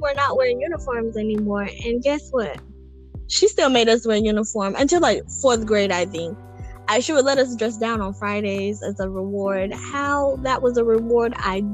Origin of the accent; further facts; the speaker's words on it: Kenya; now in United States; growing up in Kenya